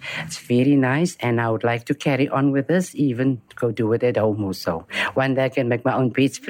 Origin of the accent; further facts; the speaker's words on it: Cape Town, Western Cape, South Africa; I'm from Strandfontein, all the way from Strandfontein.